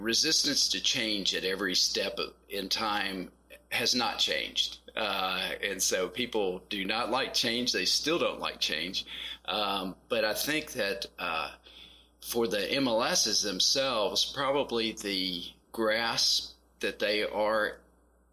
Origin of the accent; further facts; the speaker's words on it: Western Kentucky, United States; moved away as an adult; also born or lived in Texas; now in Nashville, United States; I grew up in Western Kentucky